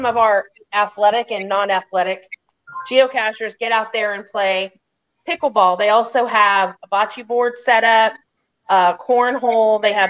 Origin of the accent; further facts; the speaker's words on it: Texas, United States; I'm from Texas.